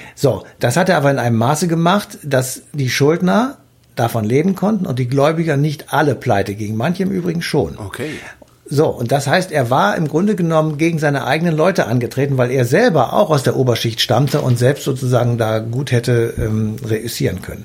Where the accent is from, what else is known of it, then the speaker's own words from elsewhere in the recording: Germany; Bei uns in Deutschland